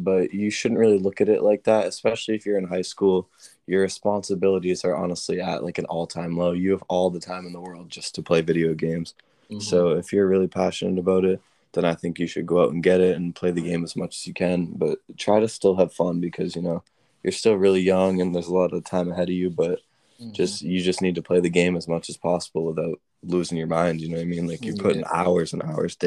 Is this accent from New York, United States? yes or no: no; Rockport, Massachusetts, United States; I'm from Rockport, Massachusetts